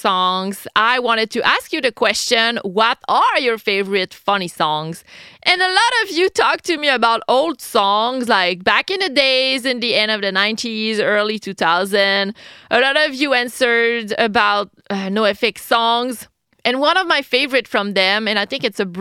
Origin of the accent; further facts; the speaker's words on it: Quebec City, Quebec, Canada; I'm a Québécoise from Quebec City, Canada.